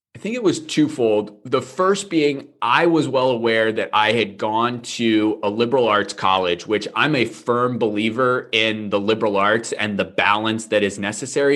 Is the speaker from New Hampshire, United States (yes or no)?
yes; near Manchester, New Hampshire, United States; Manchester, New Hampshire, which was about 20 minutes away from my hometown